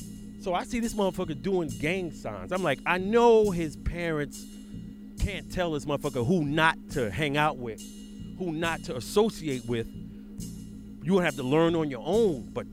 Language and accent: English; New York City, New York, United States; Brings me back to when I grew up in Brooklyn.